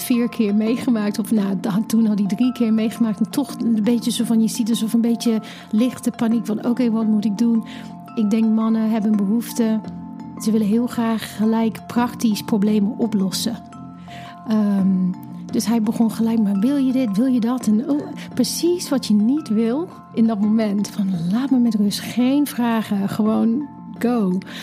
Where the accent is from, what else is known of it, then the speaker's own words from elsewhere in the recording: England, United Kingdom; Dutch is a second language; moved away as an adult; now in Netherlands; En ik kom oorspronkelijk uit Engeland, woon nu 15, bijna 16 jaar in Nederland